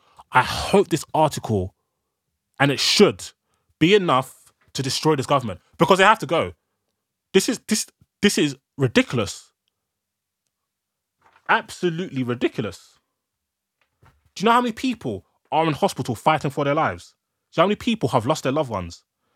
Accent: Ghana; Like, even my people that I'm from Ghana are telling me, if you fly into Ghana, you have to self, they make you self-isolate for 2 weeks.

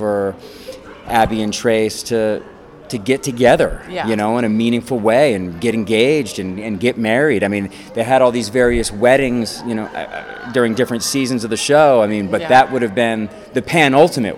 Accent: Connecticut, United States; I actually grew up in Connecticut. You know, I'm from New England

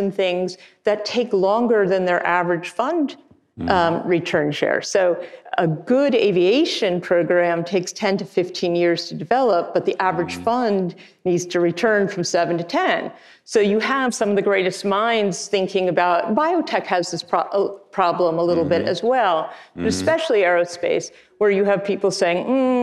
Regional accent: New York, United States; I grew up on the East Coast, in New York

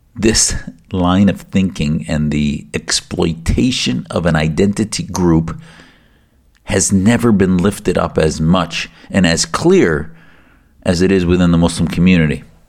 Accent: United States; as the son of Syrian immigrants, And as an American whose family came to the U S for religious and political freedom back in the late sixties

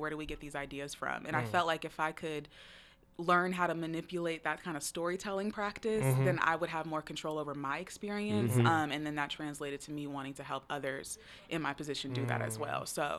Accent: Seattle, Washington, United States; I was born and raised in Seattle.

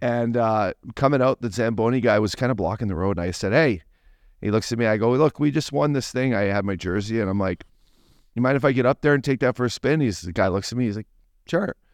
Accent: Fort McMurray, Alberta, Canada; moved away; I'm from, you know, Fort McMurray

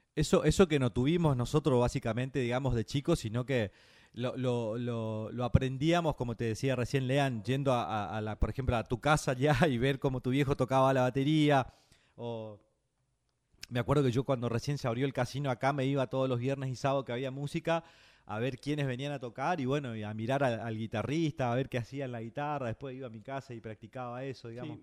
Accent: Santo Tomé, Corrientes, Argentina; now in Buenos Aires, Argentina; desde Santo Tomé Corrientes, mi pueblo, sobre la costa del río Uruguay, aquí este, entre mates, entre guitarras, entre gurizadas que, nos conocemos de, muy chiquitos

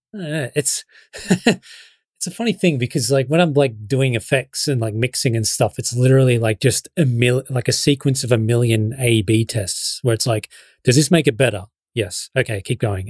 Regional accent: Shepparton, Victoria, Australia; I'm still living in my hometown. Like, I haven't moved to L A.

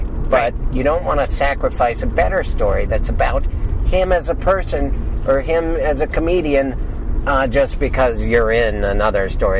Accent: Montana, United States; moved away; I grew up in Montana

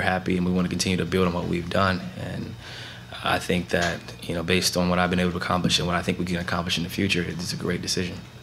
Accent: Canton, Ohio, United States; moved away as an adult; now in Portland, United States; growing up in Canton, Ohio

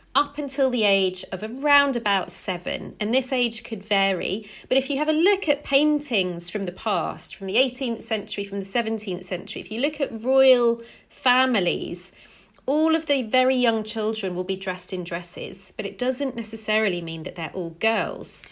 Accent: England, United Kingdom; I'm English

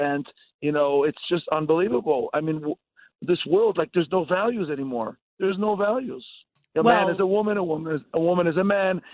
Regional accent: Los Angeles, California, United States; accent: Israeli; also born or lived in Israel / Cleveland; now in Long Island, United States; I was born in L.A. all my life. I lived in L.A.

